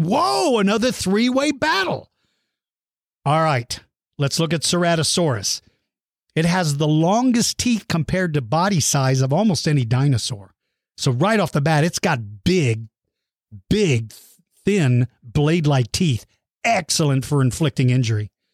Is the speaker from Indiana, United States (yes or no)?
no; Texas, United States; also born or lived in Suitland, Maryland; I've lived here since I started the second grade. So this is the only second time that I've seen it snow in Texas.